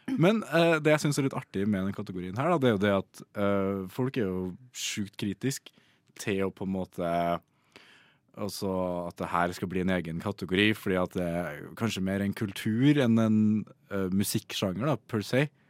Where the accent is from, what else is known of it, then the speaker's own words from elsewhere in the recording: Trøndelag, Norway; som trønder